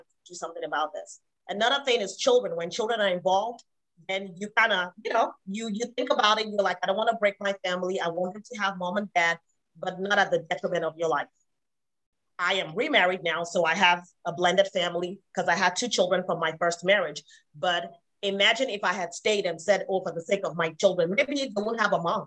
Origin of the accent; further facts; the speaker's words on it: Nigeria; moved away as an adult; I was not born and raised here. I came from Nigeria, so I didn't even have my family here